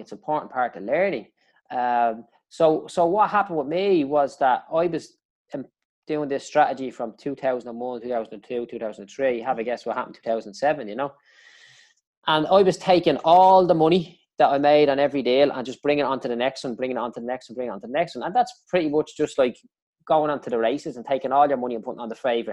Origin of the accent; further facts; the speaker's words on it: Dublin, Leinster, Ireland; I grew up in Clondalkin